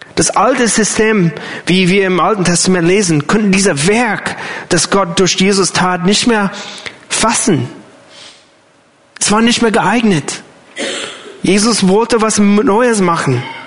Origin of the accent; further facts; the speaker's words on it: United States; German is a second language; moved away as an adult; now in Germany; für mich als Amerikaner